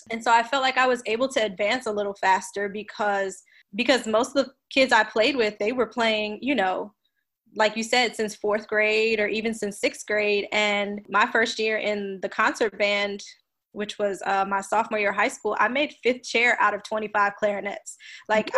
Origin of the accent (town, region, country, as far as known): New York City, New York, United States; born or raised there; also born or lived in New Orleans, Louisiana; now in Houston, United States